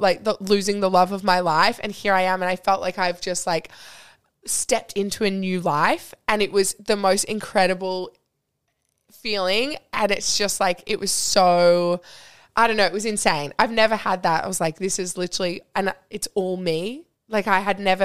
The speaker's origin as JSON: {"language": "English", "country": "Australia", "said": "he heard my accent and was like, oh my God, Australians, because there's not many in Monaco"}